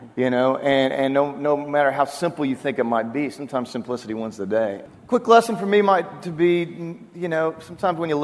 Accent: Oklahoma, United States; moved away; also born or lived in Waco, Texas; I'm from Oklahoma

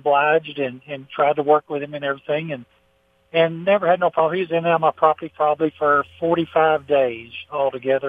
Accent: Texas, United States; as a Texan

